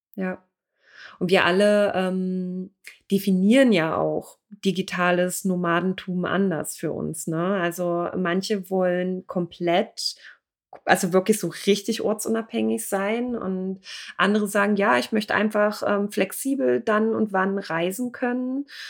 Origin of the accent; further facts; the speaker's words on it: Germany; wir als Deutsche